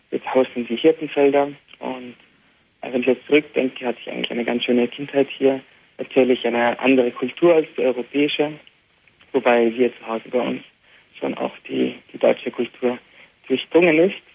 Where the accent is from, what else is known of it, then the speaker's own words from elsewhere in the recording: Beit Jala, West Bank, Palestine; first language Arabic; German is a second language; also born or lived in Jerusalem; Ich bin in Jerusalem geboren. Du bist in Jerusalem geboren. Genau, und in Bethlehem aufgewachsen. Und zwar in Bejala, das ist ein Nachbarort von Bethlehem, sozusagen wie eine Zwillingsstadt.